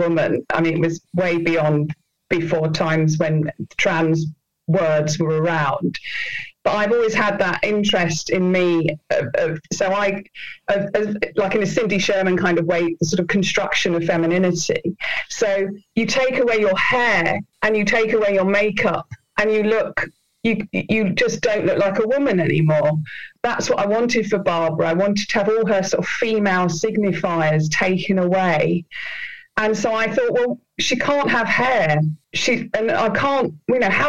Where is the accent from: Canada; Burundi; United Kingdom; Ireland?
United Kingdom; Penge, London; growing up in Penge with my mum and dad.